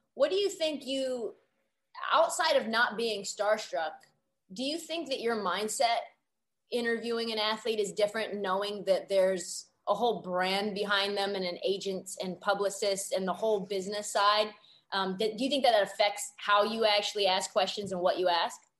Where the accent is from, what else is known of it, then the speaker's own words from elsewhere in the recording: Portland, Oregon, United States; moved away as an adult; now in Los Angeles, United States; I grew up in Portland, went to Oregon, and then bunch of lacrosse kids actually at Oregon, and then moved to LA to get into media.